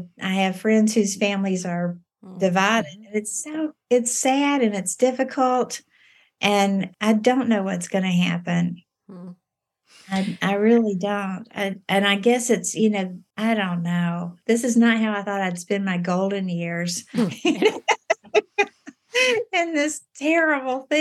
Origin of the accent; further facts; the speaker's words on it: Virginia, United States; moved away; also born or lived in North Carolina / South Carolina / Alabama / Memphis, Tennessee; I was born in North Carolina, then grew up in Virginia, and then I've lived in South Carolina